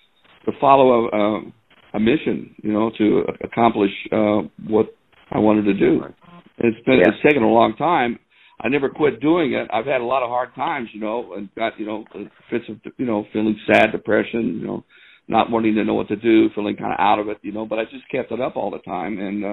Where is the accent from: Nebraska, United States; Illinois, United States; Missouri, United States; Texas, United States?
Missouri, United States; St. Joseph; moved away as an adult; also born or lived in Kansas City / New York; now in Los Angeles, United States; growing up in St. Joe, Missouri.